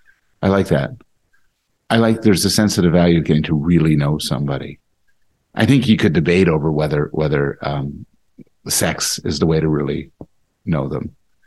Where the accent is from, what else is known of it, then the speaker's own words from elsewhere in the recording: Montreal, Quebec, Canada; also born or lived in Boston, United States / United States; I was born in Montreal, born and raised in Canada, now back to Canada. But my mother was American, and I spent sort of half my existence in Boston.